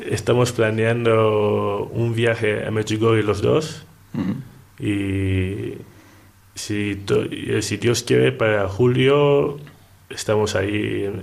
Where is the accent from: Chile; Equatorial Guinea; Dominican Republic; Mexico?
Equatorial Guinea; Bueno, yo soy ah, contable analista en una empresa petrolera en mi país, Guinea Ecuatorial